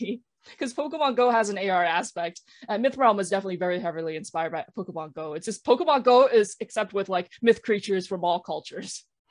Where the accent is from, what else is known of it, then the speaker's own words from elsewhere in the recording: Canada; I spent years unpacking my thoughts, my feelings about like being Chinese and being Chinese Canadian, being Chinese diaspora.